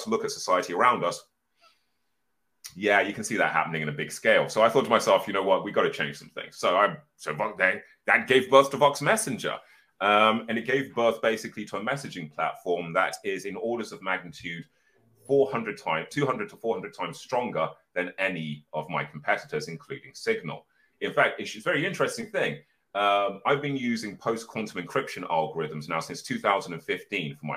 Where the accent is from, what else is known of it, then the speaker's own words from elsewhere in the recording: Birmingham, West Midlands, United Kingdom; I'm originally from Birmingham.